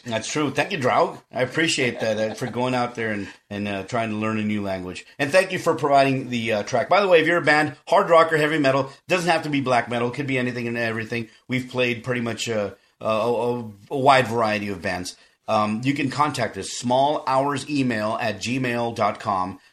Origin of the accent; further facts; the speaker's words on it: South Texas, United States; I'm from South Texas and I'm a Mexican American